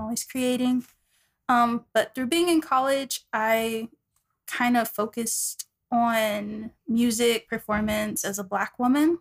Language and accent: English; Dallas, Texas, United States; moved away as an adult; also born or lived in New York; I'm from Dallas, Texas